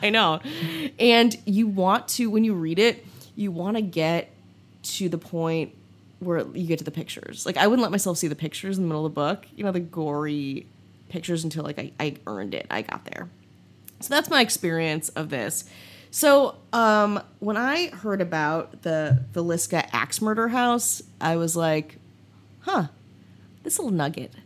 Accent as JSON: {"language": "English", "region": "Midwest", "country": "United States", "tie": "born or raised there", "said": "growing up in the Midwest"}